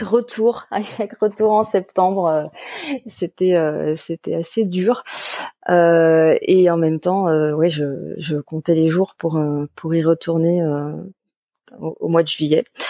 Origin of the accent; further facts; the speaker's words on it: Paris suburbs, Île-de-France, France; je suis à la base une enfant de la banlieue parisienne